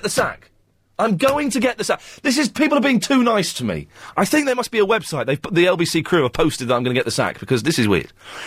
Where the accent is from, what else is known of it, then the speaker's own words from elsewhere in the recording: Slough, South East England, United Kingdom; I grew up on the Britwell.